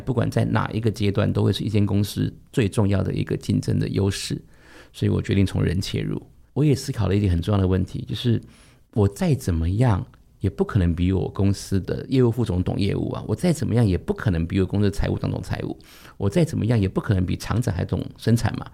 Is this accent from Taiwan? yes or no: yes; Taiwan; 大多数我们台湾人很喜欢给一个职称叫特助